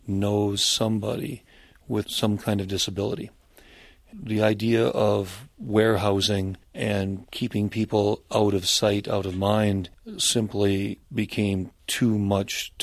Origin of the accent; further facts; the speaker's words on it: North Dakota, United States; my home state of North Dakota